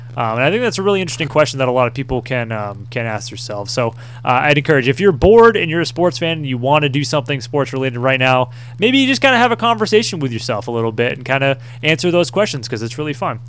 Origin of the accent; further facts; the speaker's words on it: New England, United States; growing up in New England